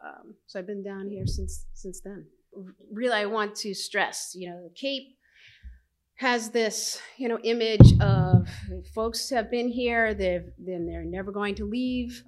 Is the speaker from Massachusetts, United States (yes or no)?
yes; Medford, Massachusetts, United States; moved away as an adult; also born or lived in New Jersey; now in Mashpee, United States; I grew up in Medford and I, and I went to Medford High